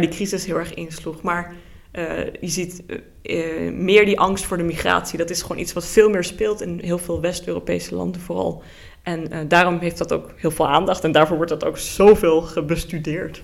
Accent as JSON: {"language": "Dutch", "country": "Luxembourg", "tie": "born or raised there", "also_born_or_lived": "Netherlands", "moved": "as an adult", "lives_now": "Groningen, Netherlands", "said": "mijn ouders komen oorspronkelijk uit Nederland, maar ik ben in Luxemburg geboren en eh, woon dus nu voor het eerst in Nederland"}